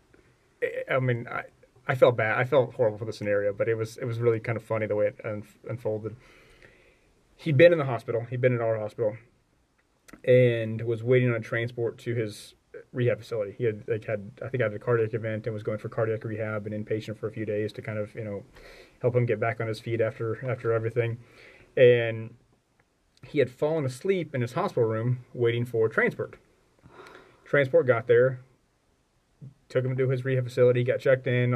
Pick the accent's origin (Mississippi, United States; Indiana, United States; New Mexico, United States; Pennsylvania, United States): Indiana, United States; Kokomo; now in Louisville, United States; I grew up in Northern Indiana in Kokomo